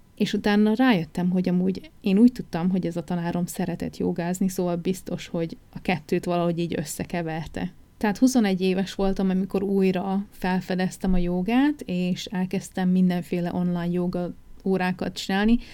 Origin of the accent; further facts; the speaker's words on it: Újfehértó, Szabolcs-Szatmár-Bereg, Hungary; moved away as an adult; also born or lived in Nyíregyháza / England; now in New Zealand; nem Újfehértón születtem, Nyíregyházán születtem, de Újfehértón éltem, ami tizenhét kilométerre